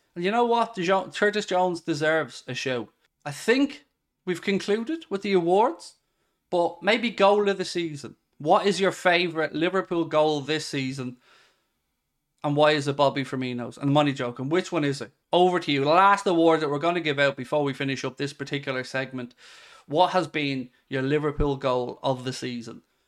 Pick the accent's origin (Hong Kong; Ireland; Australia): Ireland; I'm not English. I'm Irish